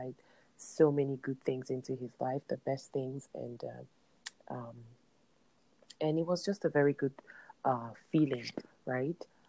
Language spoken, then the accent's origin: English; Nigeria; moved away; my home country, Nigeria